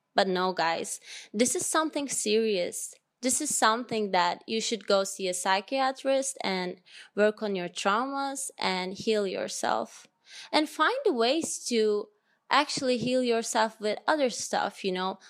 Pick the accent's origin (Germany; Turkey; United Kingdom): Turkey; moved away as an adult